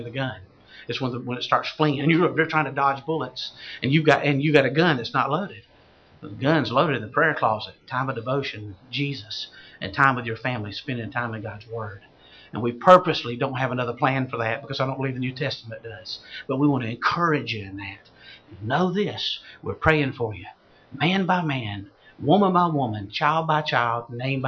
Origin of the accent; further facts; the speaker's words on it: South Georgia, United States; I'm from South Georgia.